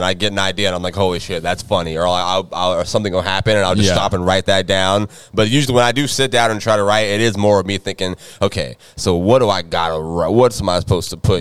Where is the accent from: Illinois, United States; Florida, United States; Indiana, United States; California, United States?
Florida, United States; I'm from Florida. I've been in Florida all my life.